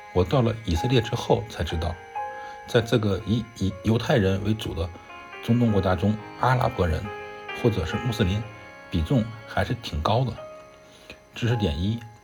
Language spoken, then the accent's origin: Chinese; China; 我是中国的大乘佛教徒